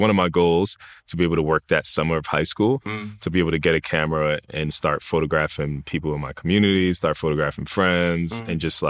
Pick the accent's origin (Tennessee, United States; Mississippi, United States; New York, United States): New York, United States; New York City; Like growing up in the Bronx, growing up in New York City, there's just so many people, right? There's so many different cultures, so many different aspects to life.